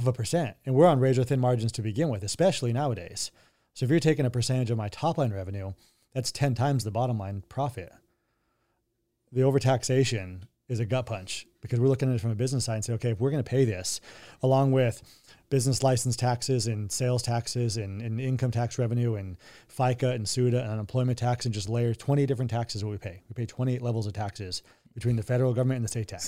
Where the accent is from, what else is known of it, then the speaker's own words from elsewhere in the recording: Colorado, United States; I grew up in Colorado